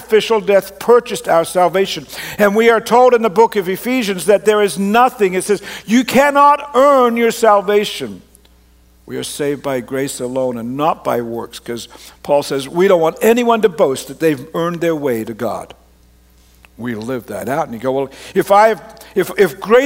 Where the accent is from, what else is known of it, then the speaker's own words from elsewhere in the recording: Canada; also born or lived in Australia; I grew up in Canada